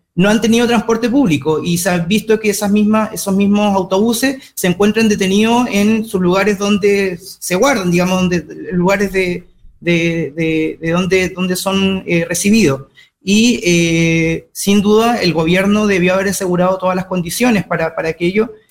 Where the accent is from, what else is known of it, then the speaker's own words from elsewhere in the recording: Magallanes and Chilean Antarctica, Chile; chileno, magallánico